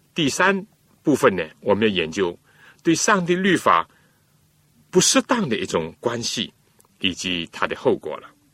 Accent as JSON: {"language": "Chinese", "country": "China", "said": "我们中国人"}